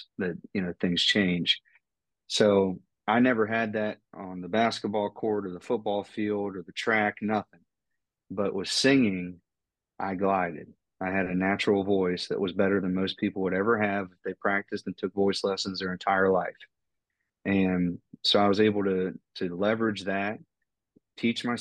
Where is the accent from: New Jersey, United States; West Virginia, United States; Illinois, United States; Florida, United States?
West Virginia, United States; North Central; sounding like I'm from North Central West Virginia, you know, with both sides of my family in the mountains